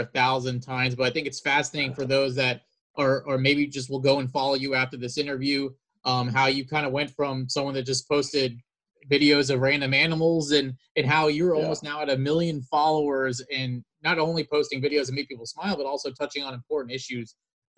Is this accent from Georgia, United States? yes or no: yes; Georgia, United States; now in New Orleans, United States; Jaylen Brown's from my hometown area, Georgia